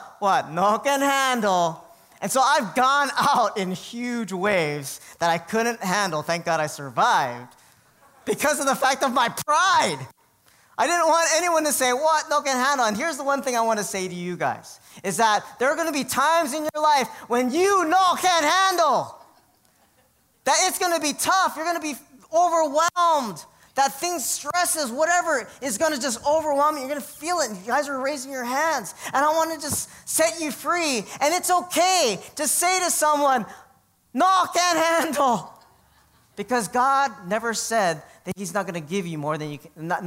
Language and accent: English; Hawaii, United States; growing up in Hawaii